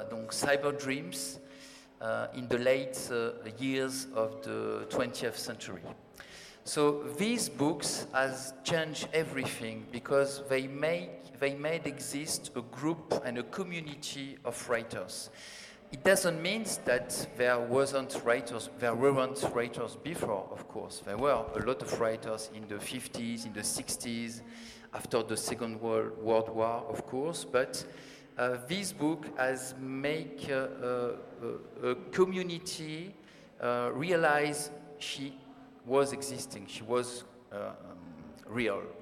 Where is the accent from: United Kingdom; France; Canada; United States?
France; English is a second language; I am a French writer.